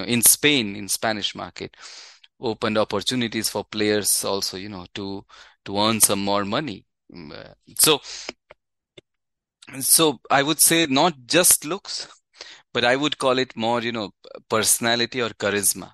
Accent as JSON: {"language": "English", "town": "Ahmedabad", "region": "Gujarat", "country": "India", "moved": "yes", "said": "I'm from Ahmedabad, so, you know, the home of Gujarat Titans"}